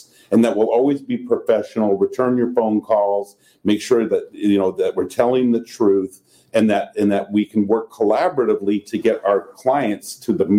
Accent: North Orange County, California, United States; I have friends from growing up in North Orange County

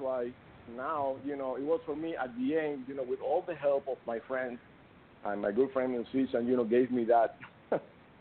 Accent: Cuba; moved away; I'm from Cuba

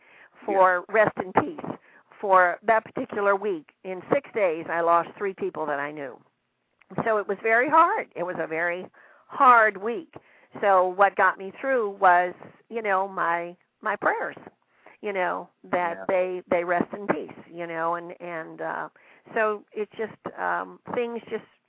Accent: Virginia, United States; accent: southern; moved away; my southern accent slips in there

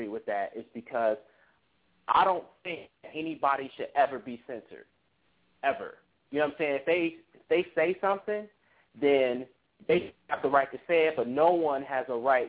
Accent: Cincinnati, Ohio, United States; I'm from Cincinnati

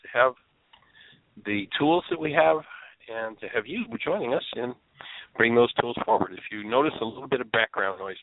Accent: Southern Ontario, Canada; now in Orlando, United States; I'm originally from Southern Ontario, Canada

